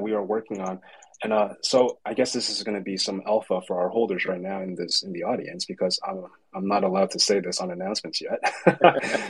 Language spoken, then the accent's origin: English; Canada; I'm from Canada